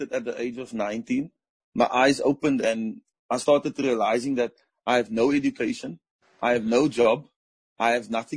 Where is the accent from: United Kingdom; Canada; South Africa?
South Africa; Cape Town, Western Cape; growing up in the Cape Flats